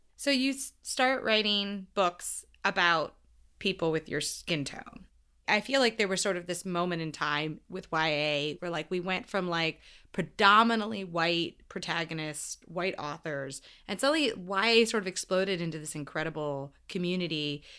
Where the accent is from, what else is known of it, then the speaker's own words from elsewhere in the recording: United States; a girl growing up in America